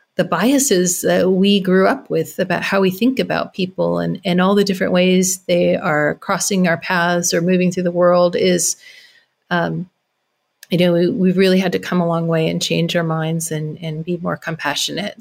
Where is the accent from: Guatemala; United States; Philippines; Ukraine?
United States; Carmel Valley, California; moved away; moving, um, to Carmel Valley, my hometown